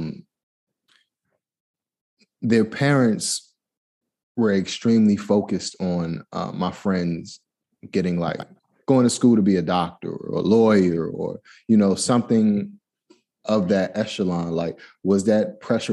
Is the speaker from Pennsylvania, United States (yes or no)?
no; Washington, District of Columbia, United States; moved away; I'm from Washington, D.C. originally